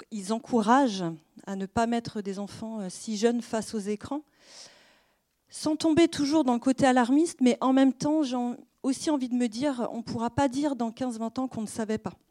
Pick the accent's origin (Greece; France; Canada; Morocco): France; Alors, je ne suis pas étrangère, je suis française. Moi aussi, ça atteint mon cœur de petite française.